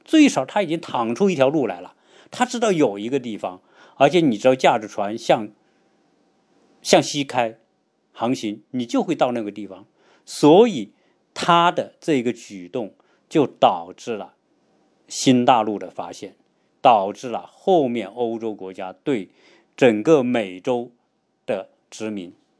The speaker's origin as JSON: {"language": "Chinese", "country": "China", "said": "我们中国人"}